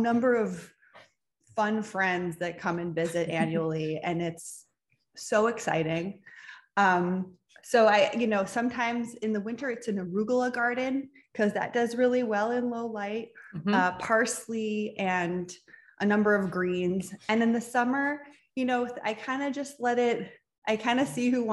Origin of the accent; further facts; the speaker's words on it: Midwest, United States; now in Southern California, United States; I grew up in the Midwest surrounded by cornfields